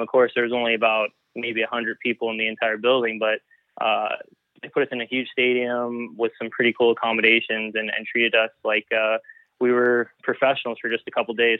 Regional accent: El Paso, Texas, United States; moved away as an adult; now in Edmond, United States; El Paso is predominantly Hispanic culture. Um, and I grew up

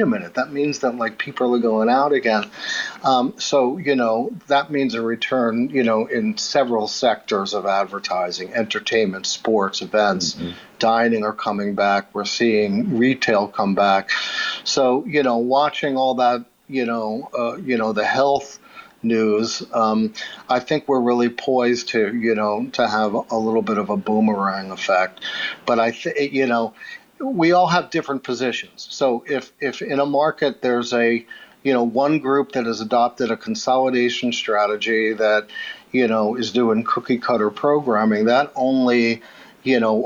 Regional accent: New York City, New York, United States; I grew up in Queens, New York

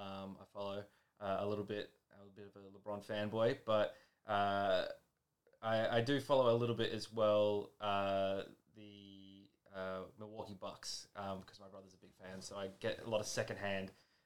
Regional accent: New South Wales, Australia; I'm Australian, so I support the Wallabies. And I'm from New South Wales, so I support the Waratahs.

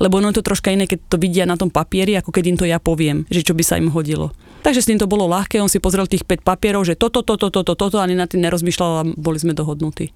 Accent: Slovakia; moved away as an adult; now in United States; Preto som aj odišla zo Slovenska

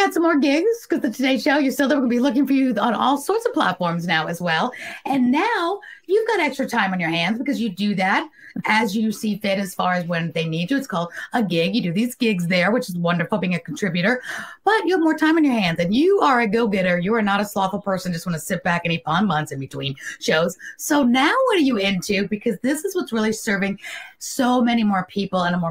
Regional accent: New York City, New York, United States; I was born and raised in New York City

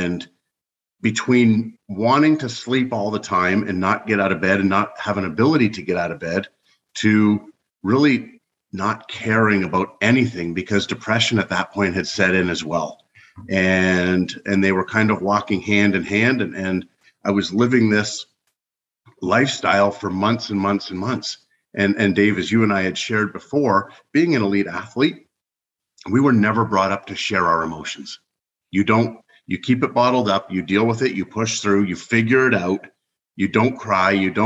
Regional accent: Canada; moved away as an adult; also born or lived in Ohio, United States; now in United States; I was born and raised in Canada. Now I reside in the United States

